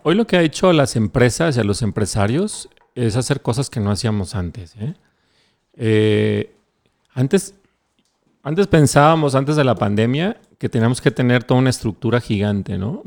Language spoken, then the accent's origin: Spanish; Mexico